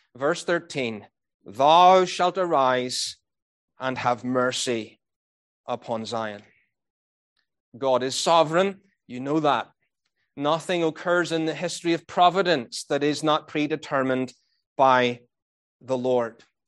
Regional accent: Northern Ireland, United Kingdom; moved away; I was brought up in Northern Ireland

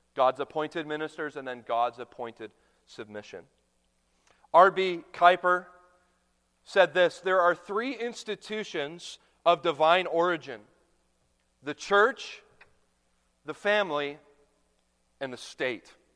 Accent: Canada; now in United States; a young boy growing up in Canada

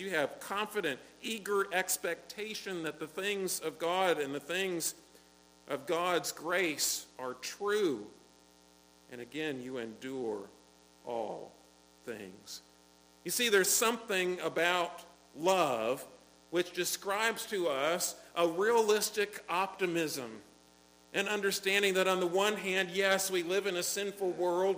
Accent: United States; as an American

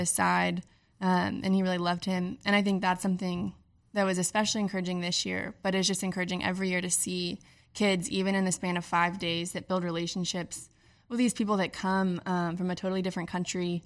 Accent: Charlotte, North Carolina, United States; moved away; I'm originally from Charlotte

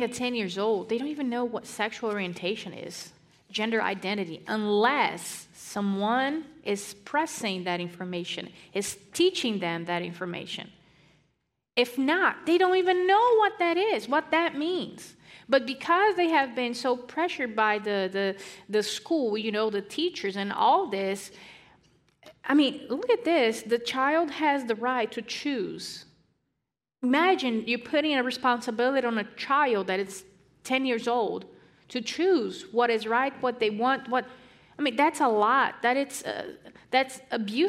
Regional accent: Brazil; moved away as an adult; now in United States; I am from Brazil, and I lived there most of my years

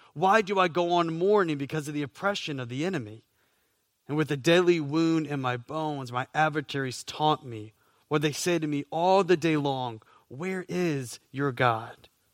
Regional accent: Southeast, United States; now in Florida, United States; I grew up in the Southeast

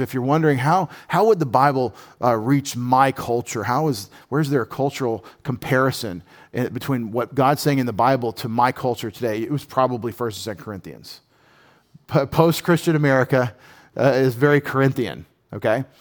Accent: United States; as an American patriot

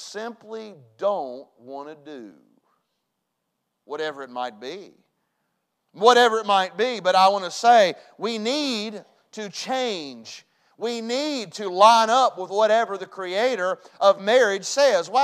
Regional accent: West Virginia, United States; I was raised in West Virginia.

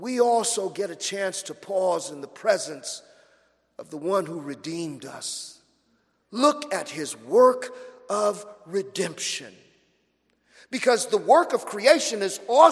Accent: Los Angeles, California, United States; now in Florida, United States; I'm from Los Angeles.

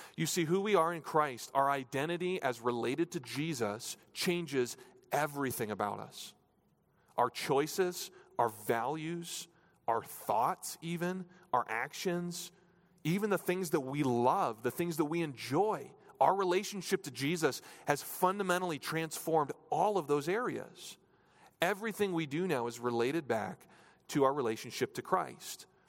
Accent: New Hampshire, United States; moved away; I grew up in New Hampshire, so it was a lot, lot more rural.

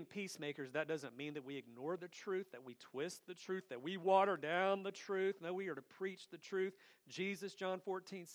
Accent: Atlanta, Georgia, United States; also born or lived in Lithonia, Georgia; I grew up in Atlanta. I grew up in a big city. I grew up in Lithonia as well

